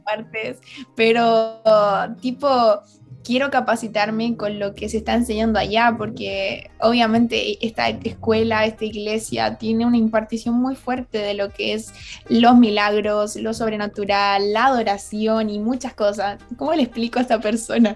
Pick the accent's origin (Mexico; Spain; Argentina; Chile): Chile; moved away as an adult; now in Redding, United States; nací en Chile, eh, esa es mi nacionalidad